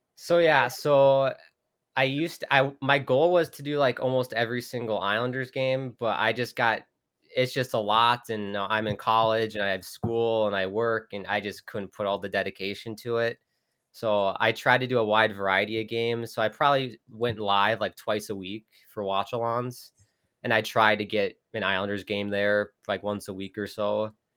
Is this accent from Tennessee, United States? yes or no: no; a suburb of Minneapolis, Minnesota, United States; I grew up in Minnesota, a suburb of Minneapolis